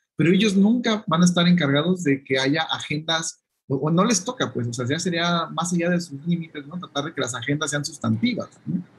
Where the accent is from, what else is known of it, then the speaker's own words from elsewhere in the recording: Jalisco, Mexico; de donde soy de Jalisco